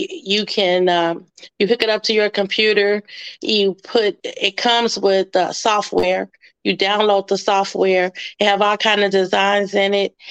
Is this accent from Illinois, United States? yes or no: yes; Chicago, Illinois, United States; I'm from Chicago, Augel Gardens, Block 17.